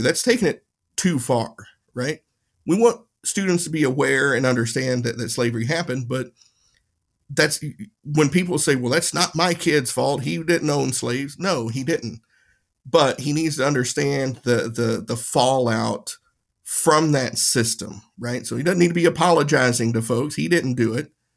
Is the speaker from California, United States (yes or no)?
no; Tennessee, United States; My town in, in Tennessee, you had the, the, the white side of town and the whiter side of town. That was it. There was no white or black side in my, my hometown